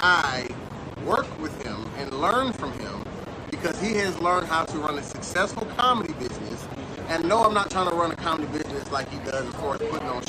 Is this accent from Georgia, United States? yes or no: yes; Atlanta, Georgia, United States; moved away as an adult; also born or lived in Washington, D.C.; now in Miami, United States; I am from Atlanta, Georgia. I came here from Washington, D.C. when I was in the military.